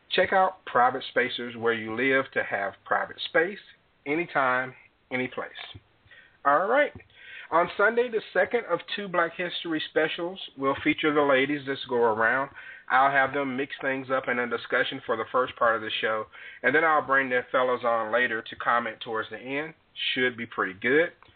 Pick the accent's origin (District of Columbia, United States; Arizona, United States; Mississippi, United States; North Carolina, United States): Mississippi, United States; Jackson; the 601 area code, Jackson, Mississippi, which is my hometown